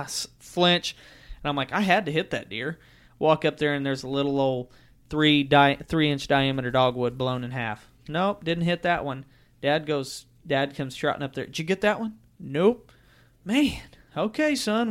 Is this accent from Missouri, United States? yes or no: yes; Missouri, United States; growing up in Missouri